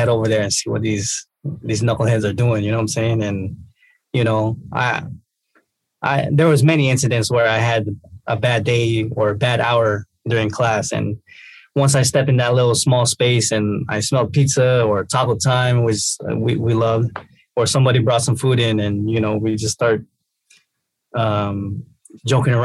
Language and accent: English; Tacoma, Washington, United States; I'm a Tacoma native, born and raised, east side Tacoma